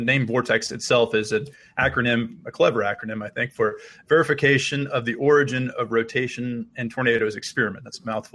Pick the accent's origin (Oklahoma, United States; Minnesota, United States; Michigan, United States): Oklahoma, United States; Stillwater; I'm originally from Stillwater, Oklahoma, and that's actually where I grew to enjoy severe weather